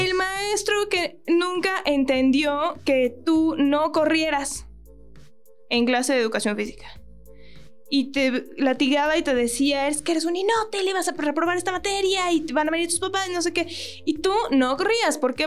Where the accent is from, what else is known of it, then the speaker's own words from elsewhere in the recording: Mexico; todos los mexicanos que nos dedicamos a la actuación